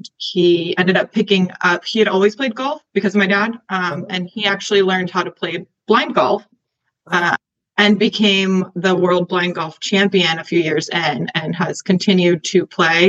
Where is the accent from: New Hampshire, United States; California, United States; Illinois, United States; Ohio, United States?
California, United States; Encinitas; moved away as an adult; now in San Francisco, United States; I grew up in North County, San Diego, in Encinitas, so on the beach